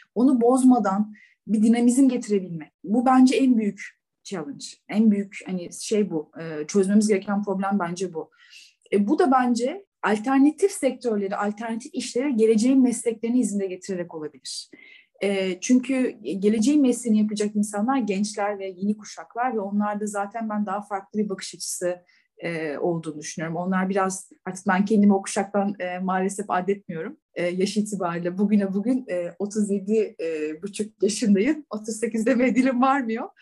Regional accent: İzmir, Turkey; moved away as an adult; also born or lived in Istanbul / Denmark / Germany; now in Dubai, United Arab Emirates; İzmirliyim. İzmir doğumu büyüme. 18 yaşına kadar e, Bornova Anadolu mezunuyum

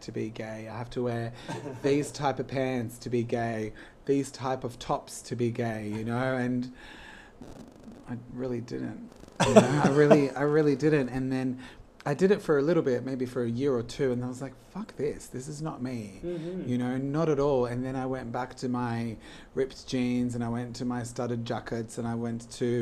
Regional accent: Sydney, New South Wales, Australia; also born or lived in Poland; I am originally from Sydney, and I've lived my whole life in Sydney

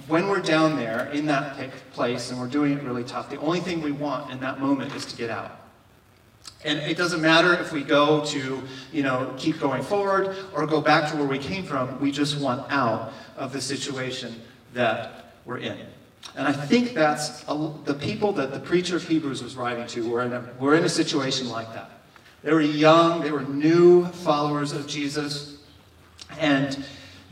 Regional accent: Kentucky, United States; moved away; my home state of Kentucky

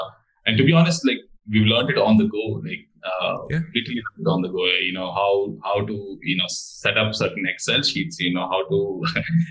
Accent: Bangalore, Karnataka, India; moved away as an adult; also born or lived in Warwick, United Kingdom; now in United Kingdom; I was born and raised in Bangalore in India.

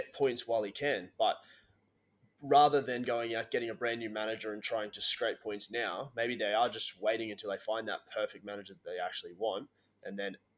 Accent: Australia; we're Aussie guys

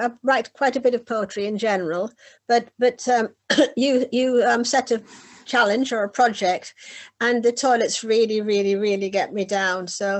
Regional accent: Whitley Bay, North East England, United Kingdom; now in Hove, United Kingdom; I was living just in the south of England, but as you probably tell from my accent, I come from the north of England, from Whitley Bay, which is on the coast

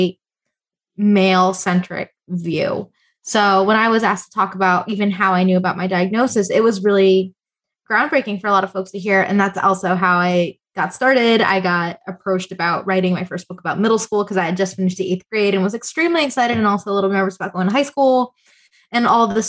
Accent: South Florida, United States; I am from South Florida. I'm born and raised

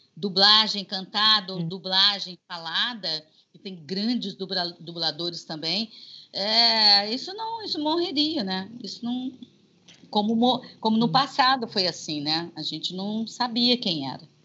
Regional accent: Juiz de Fora, Minas Gerais, Brazil; now in Rio de Janeiro, Brazil; eu nasci aqui no Rio, mas com cinco anos meus pais voltaram para Juiz de Fora e eu fui criada lá

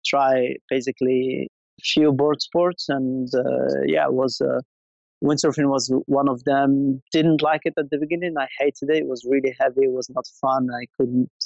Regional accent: Essaouira, Marrakesh-Safi, Morocco; moved away; I was born and raised in Essaouira

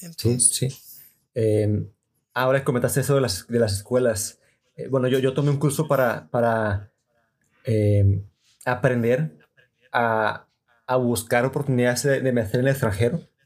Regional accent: Mexico; como mexicanos y tal vez como latinoamericanos

